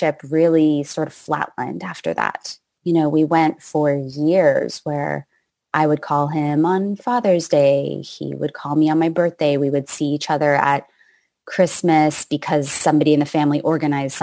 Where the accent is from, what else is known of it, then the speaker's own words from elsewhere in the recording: Canada; moved away as an adult; now in United States; At that point, I had lived in the States for 15 years. And I'm from Canada